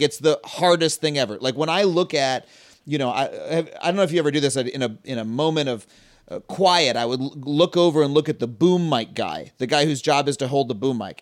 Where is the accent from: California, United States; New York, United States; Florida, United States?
New York, United States; Long Island; I grew up on Long Island.